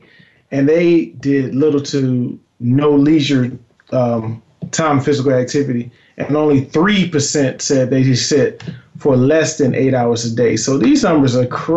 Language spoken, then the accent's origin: English; North Carolina, United States; moved away; also born or lived in Georgia; I'm from North Carolina originally, but my family is really from North Carolina and Georgia